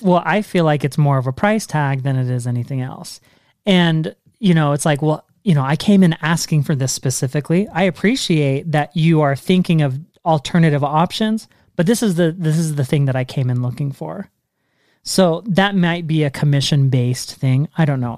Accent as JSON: {"language": "English", "region": "Washington", "country": "United States", "tie": "born or raised there", "moved": "yes", "lives_now": "Utah, United States", "said": "I grew up in Washington State"}